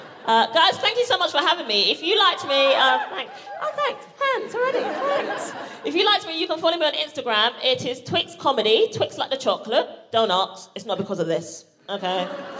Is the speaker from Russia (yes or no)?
no; London, United Kingdom; People just love to make assumptions about me because, especially because I'm from South London.